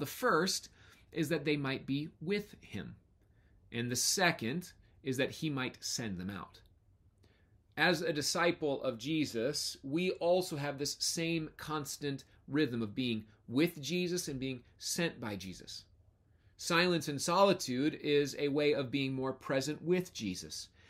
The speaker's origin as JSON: {"language": "English", "country": "United States", "said": "As American Christians"}